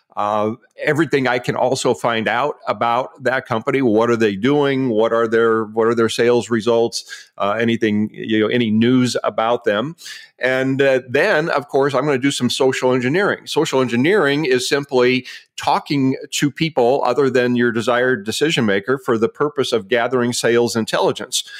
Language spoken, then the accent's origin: English; Omaha, Nebraska, United States; moved away as an adult; now in Scottsdale, United States; I'm formally from Omaha, Nebraska, split time there for, for a number of years, but, uh, made this permanent about ten years ago